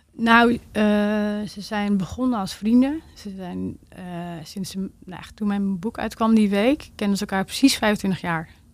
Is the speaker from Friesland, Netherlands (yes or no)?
yes; Drachten, Friesland, Netherlands; moved away as an adult; also born or lived in Groningen; daarvoor ben ik in drachten opgegroeid